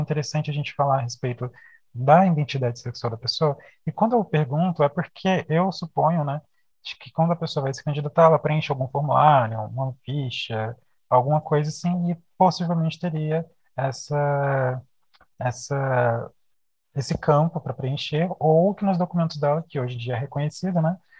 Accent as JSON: {"language": "Portuguese", "town": "Brasília", "region": "Federal District", "country": "Brazil", "said": "a gente é aqui de Brasília, né? A gente mora e estuda aqui em Brasília"}